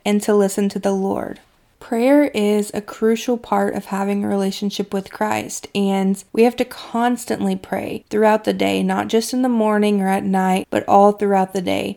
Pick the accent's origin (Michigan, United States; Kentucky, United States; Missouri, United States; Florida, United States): Kentucky, United States; my hometown in Kentucky